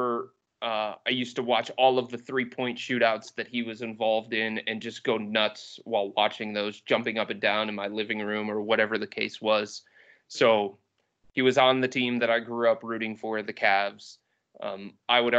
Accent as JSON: {"language": "English", "town": "Cleveland", "region": "Ohio", "country": "United States", "tie": "born or raised there", "said": "I am a Clevelander. I was born and raised in Cleveland"}